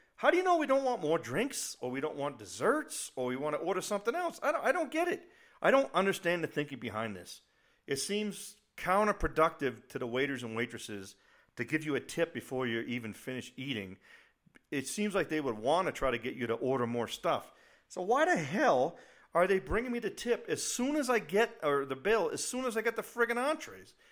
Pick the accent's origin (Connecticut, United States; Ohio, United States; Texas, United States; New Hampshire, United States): New Hampshire, United States; just outside of Boston / north of Nashua; moved away as an adult; also born or lived in South Carolina / Italy / Korea / Germany; now in Colorado Springs, United States; I was born and raised just outside of Boston, about, I don't know, forty-five minutes north of Nashua, New Hampshire, uh, New Englander